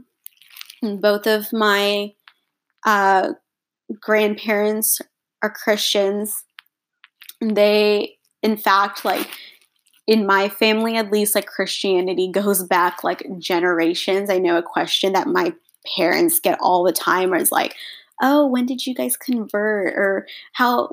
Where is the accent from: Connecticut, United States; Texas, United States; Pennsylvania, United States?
Texas, United States; also born or lived in India; I was born in India. My family is Indian, if that wasn't clear. My parents and I moved to Texas. We moved to the United States when I was 15 months old.